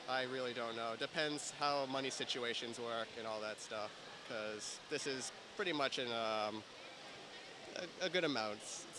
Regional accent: Boston, Massachusetts, United States; I go to Anime Boston because that's where I'm from

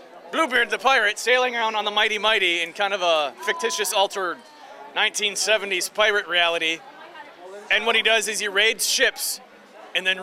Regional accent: Detroit, Michigan, United States; I'm from Detroit, and it's very Motown

